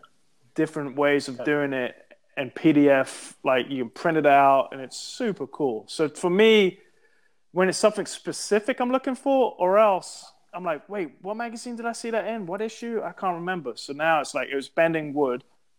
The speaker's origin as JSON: {"language": "English", "region": "Texas", "country": "United States", "said": "I tell people I'm from East Texas, they're always frozen, man."}